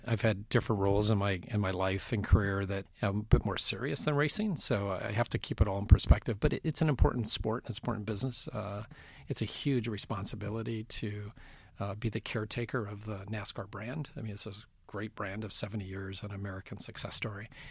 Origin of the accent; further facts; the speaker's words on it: Vancouver, British Columbia, Canada; moved away; I grew up in Western Canada in Vancouver